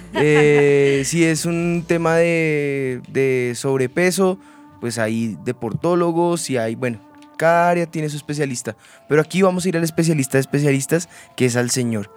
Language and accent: Spanish; Bogotá, Colombia; nuestra esencia como bogotanos, como rolos, eh, oriundos acá de de Bogotá, en la capital en Colombia